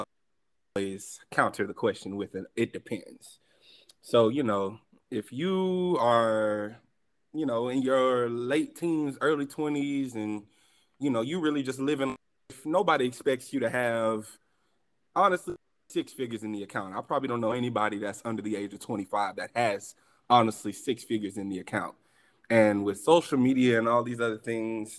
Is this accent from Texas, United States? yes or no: yes; Houston, Texas, United States; Born and raised in Houston, Texas, Howard University, class of 2019